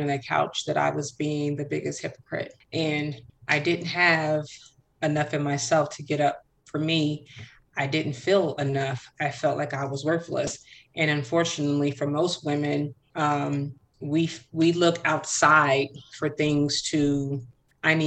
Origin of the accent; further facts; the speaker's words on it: Chicago, Illinois, United States; I was born and raised in Chicago